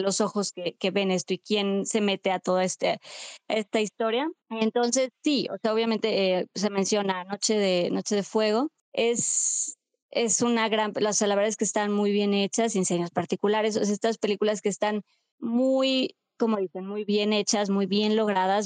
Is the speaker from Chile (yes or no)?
no; Mexico; como pues, mexicanos, mexicanas